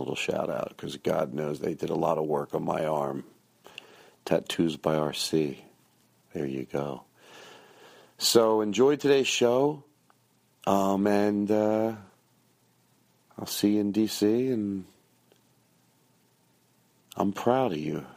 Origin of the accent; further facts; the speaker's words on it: Philadelphia, Pennsylvania, United States; moved away; I'm in Philadelphia right now, and I'm having a good time. It's fun to be able to be in my hometown and stay in the city.